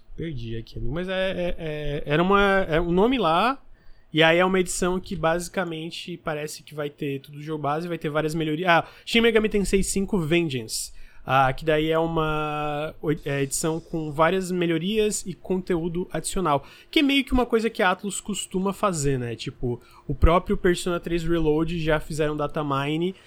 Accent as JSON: {"language": "Portuguese", "town": "Criciúma", "region": "Santa Catarina", "country": "Brazil", "said": "eu sou de Criciúma que é média para pequena"}